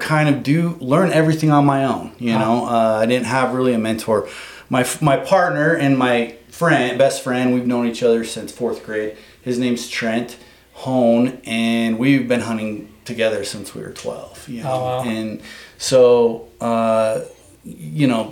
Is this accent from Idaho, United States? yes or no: yes; Blackfoot, Idaho, United States; I've lived in Idaho my whole life. Yeah. I'm from Blackfoot, Idaho